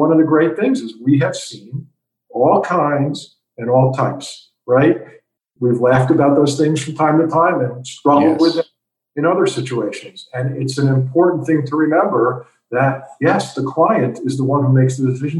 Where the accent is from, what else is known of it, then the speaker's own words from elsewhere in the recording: New York, United States; I'm a New Yorker. I like being in tall buildings.